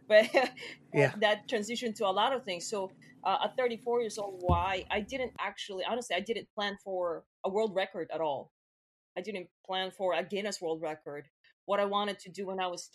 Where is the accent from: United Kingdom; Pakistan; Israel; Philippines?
Philippines; I grew up in the Philippines.